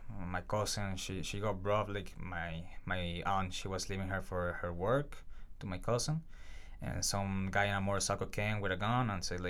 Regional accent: Venezuela; now in Canada; It was, I still love Venezuela. Like, I'm also very proud to be Canadian, and I'm very proud to be here in Canada.

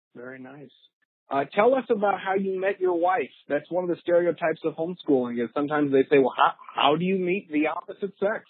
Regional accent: Florissant, Missouri, United States; born or raised there

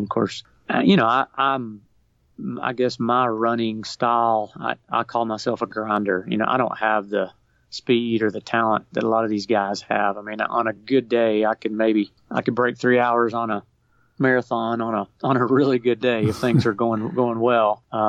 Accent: Murfreesboro, Tennessee, United States; moved away; I'm from Murfreesboro, Tennessee, originally.

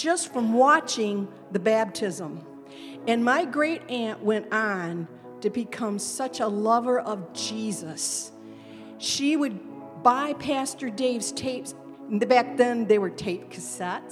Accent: Lansing, Michigan, United States; we come from Lansing

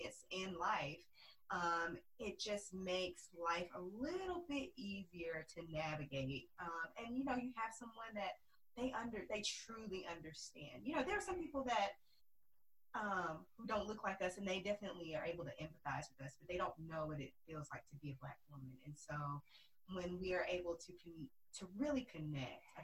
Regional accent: Arkansas, United States; moved away as an adult; now in Dallas, United States; We're both originally from Arkansas. We're cousins

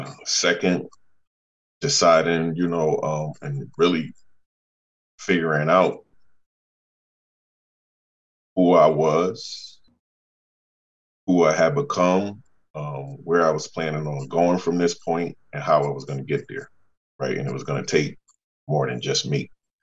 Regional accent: New Haven, Connecticut, United States; born and raised in New Haven.

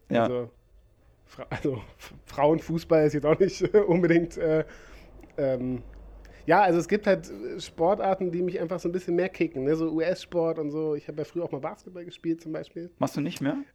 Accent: Braunschweig, Lower Saxony, Germany; Ursprünglich komme ich aus Braunschweig, äh, Niedersachsen.

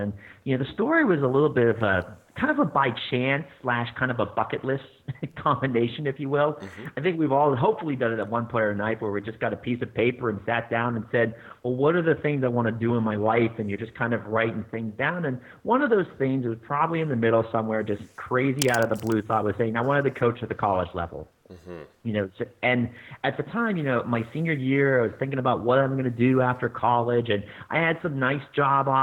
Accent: Pittsburgh, Pennsylvania, United States; moved away; I grew up in Pittsburgh my whole life, and I guess I shouldn't say my whole life. I've actually moved around quite a bit, but grew up in the Pittsburgh area

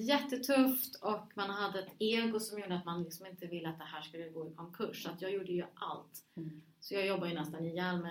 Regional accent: Stockholm, Stockholm County, Sweden; also born or lived in Rinkeby; jag var liksom född i Rinkeby, hade vuxit upp i Husby och Huddinge

